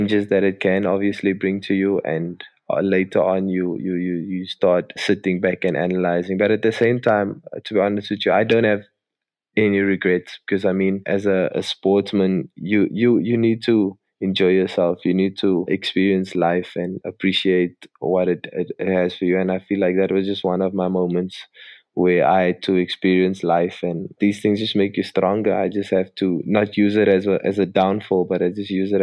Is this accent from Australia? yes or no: no; Cape Town, Western Cape, South Africa; also born or lived in Midrand / Johannesburg; growing up in Cape Town and being a Cape boy